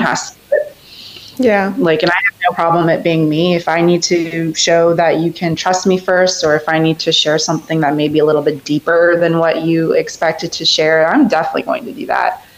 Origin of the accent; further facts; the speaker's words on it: Reston, Virginia, United States; I'm from Northern Virginia, specifically in Reston